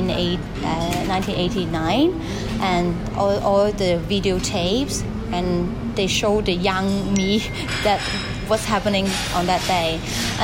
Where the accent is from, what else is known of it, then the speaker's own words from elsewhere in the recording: Hong Kong; I grew up in Hong Kong. I was born in here, and now I'm 29 years old.